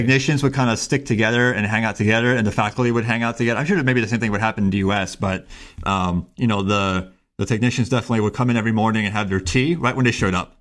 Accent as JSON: {"language": "English", "town": "Miami", "region": "Florida", "country": "United States", "tie": "born or raised there", "said": "I grew up in Miami, Florida"}